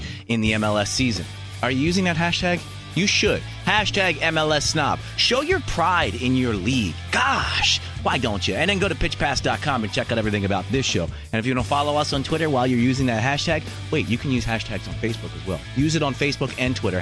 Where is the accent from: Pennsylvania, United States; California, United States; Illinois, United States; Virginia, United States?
Pennsylvania, United States; Philadelphia; Philly is my hometown